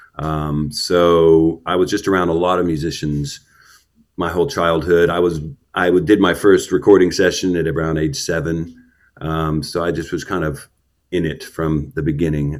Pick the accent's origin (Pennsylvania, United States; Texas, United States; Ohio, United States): Texas, United States; Houston; I was born in Houston, um, and probably about in the east end of Houston